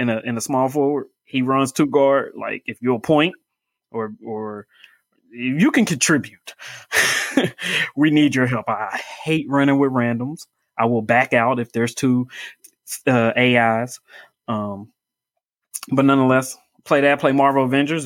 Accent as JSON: {"language": "English", "town": "Indianapolis", "region": "Indiana", "country": "United States", "tie": "born or raised there", "said": "Grew up here. I'm in Indianapolis. I'm from Indianapolis"}